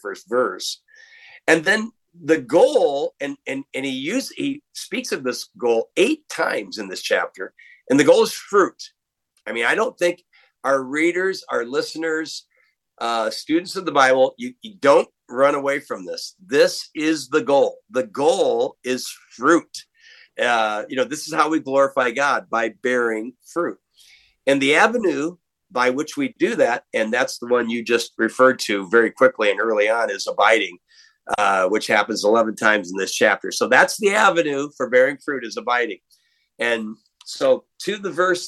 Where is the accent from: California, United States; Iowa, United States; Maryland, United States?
Iowa, United States; Waterloo; moved away; I'm from the Midwest. I'm from Waterloo, Iowa, and sort of a working town. I was a city boy.